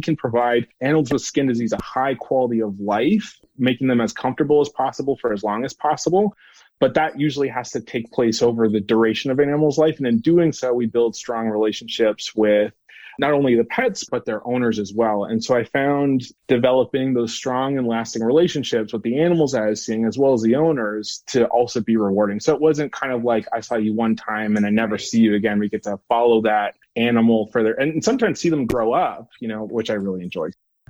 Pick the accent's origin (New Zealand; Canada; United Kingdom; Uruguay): Canada; Ottawa, Ontario; now in United States; So I'm originally from Ottawa, Ontario, Canada. I like to think that my oot and the boots have kind of blended into the background. They're not as apparent. I've been in the States for 8 years.